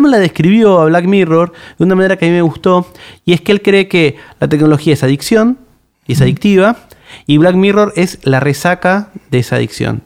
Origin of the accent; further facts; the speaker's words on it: Buenos Aires, Argentina; soy de, de, Buenos Aires